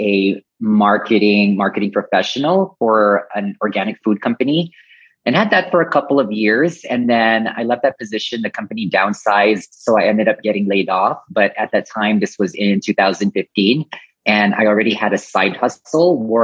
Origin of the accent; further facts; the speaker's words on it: Guam; moved away as an adult; also born or lived in Philippines / Philadelphia / Kyoto / Tokyo; My family is from the Philippines, but I was born and raised in Guam, which is a U.S. territory. Lived there for 18 years.